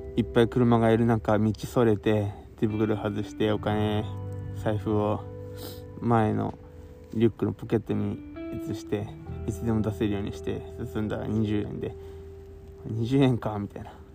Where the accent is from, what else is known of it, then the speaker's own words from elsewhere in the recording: Kawasaki, Kanagawa, Japan; 僕の生まれ育った川崎市